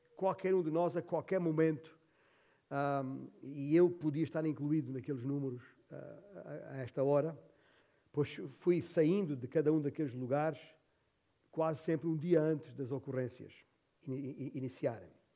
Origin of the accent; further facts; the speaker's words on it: Alentejo, Portugal; moved away; esta é a terra onde eu nasci. Uh, é a terra do papá.